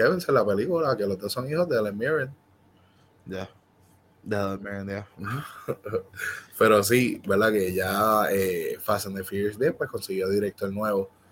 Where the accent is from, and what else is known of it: Puerto Rico